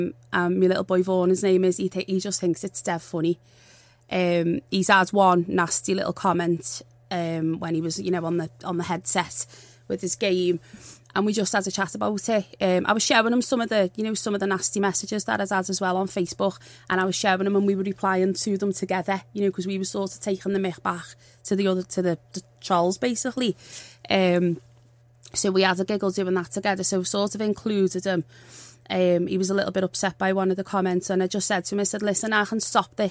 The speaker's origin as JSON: {"language": "English", "town": "Liverpool", "region": "North West England", "country": "United Kingdom", "said": "I'm from Liverpool. I'm not soft."}